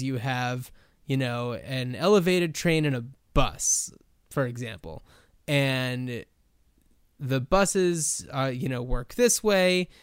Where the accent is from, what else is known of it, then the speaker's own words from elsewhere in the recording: New Jersey, United States; also born or lived in Los Angeles; now in Portland, United States; I grew up in New Jersey